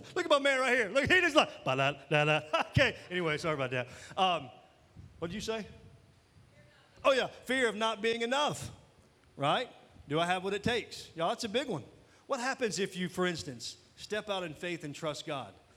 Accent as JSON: {"language": "English", "region": "Mississippi", "country": "United States", "said": "I am from Mississippi"}